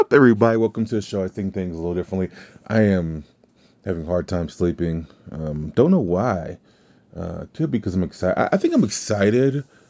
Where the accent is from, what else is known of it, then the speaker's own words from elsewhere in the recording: Louisiana, United States; I'm from Louisiana, so it's not like we speak good English anyway